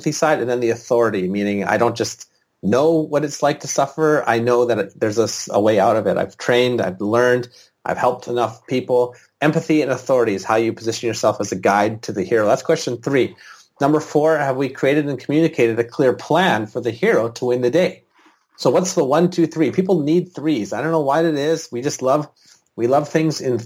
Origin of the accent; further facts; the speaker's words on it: British Columbia, Canada; in British Columbia, the province I'm from